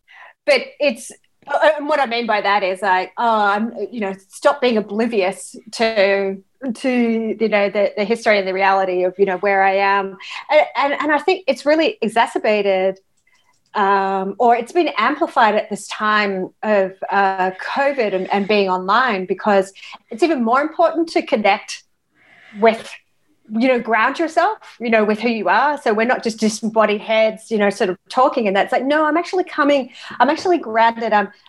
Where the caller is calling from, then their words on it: Australia; Okay, so I guess I'm joining you from Australia and from the unceded land of Boon Wurrung country.